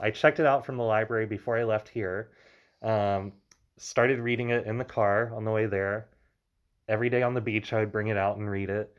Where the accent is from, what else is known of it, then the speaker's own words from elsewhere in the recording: Louisiana, United States; I grew up in Louisiana